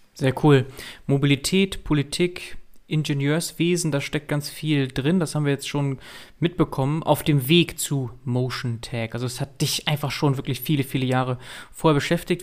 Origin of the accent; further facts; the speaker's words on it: Münster, North Rhine-Westphalia, Germany; Als Münsteraner und vor allem Fahrradfahrer